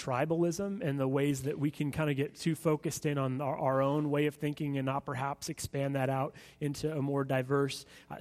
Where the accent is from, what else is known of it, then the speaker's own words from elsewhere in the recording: United States; for us as Americans